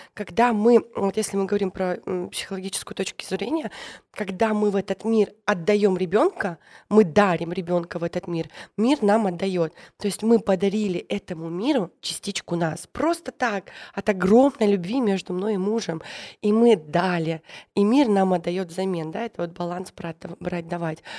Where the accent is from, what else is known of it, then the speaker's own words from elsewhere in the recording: the North, Russia; я из севера